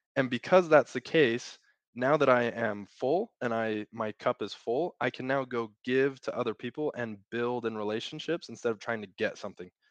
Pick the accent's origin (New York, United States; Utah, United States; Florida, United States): Utah, United States; I grew up in Utah, born and raised